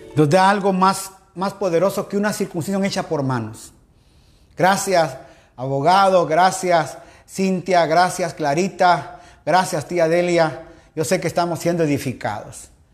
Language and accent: Spanish; Quetzaltenango, Guatemala; now in Guayaquil, Ecuador; Sí, soy chapín, soy guatemalteco, soy de Shela, aleluya mis papás de Shela, soy de allá, hermano al fondo a la derecha de la zona 5